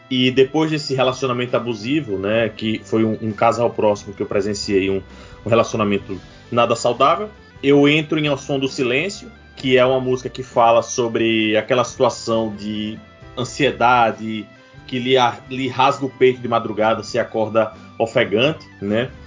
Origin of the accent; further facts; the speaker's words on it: Aracaju, Sergipe, Brazil; Cara, eu sou daqui de Aracaju, é, Aracaju, capital do Sergipe, menor estado da nossa confederação.